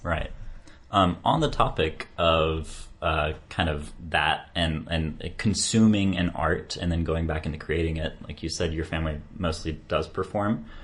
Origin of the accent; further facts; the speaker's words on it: United States; for me as an American